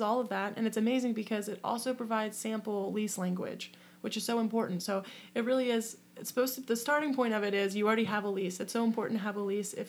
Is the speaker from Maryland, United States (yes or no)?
yes; Worton, Eastern Shore, Maryland, United States; I grew up in Wharton, Maryland on the Eastern Shore.